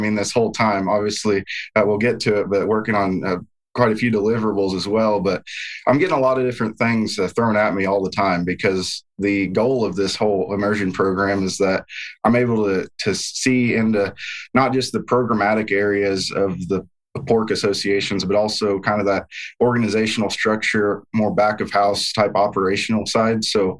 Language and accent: English; Olney, Illinois, United States; moved away as an adult; now in Iowa, United States; growing up in rural southeastern Illinois. My hometown is Olney, Illinois, if anyone knows where that's at, home of the white squirrels. But, a very agricultural-based community